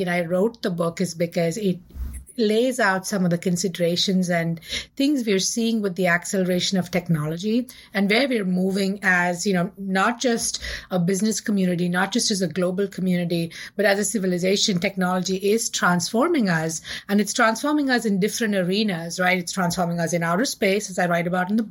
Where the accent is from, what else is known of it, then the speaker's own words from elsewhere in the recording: India; I grew up in India in the 70s and the 80s